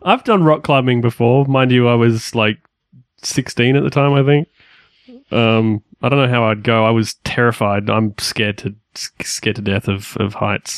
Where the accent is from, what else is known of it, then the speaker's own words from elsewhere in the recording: Australia; we are Australian